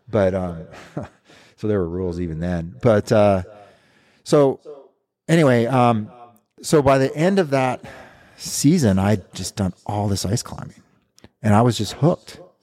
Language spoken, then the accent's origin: English; Big Timber, Montana, United States; moved away; also born or lived in Canadian Rockies; I grew up here in Montana in a little town called Big Timber, about sixty miles from here. And born and raised